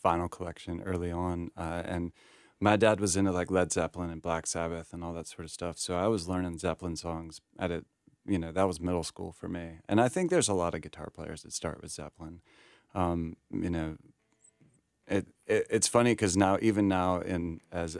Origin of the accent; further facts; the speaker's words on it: Greensboro, North Carolina, United States; moved away as an adult; also born or lived in Scottsdale, Arizona; now in Charlotte, United States; I grew up in the South